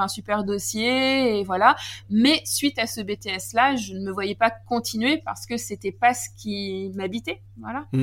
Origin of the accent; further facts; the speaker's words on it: Normandy, France; je suis une Normande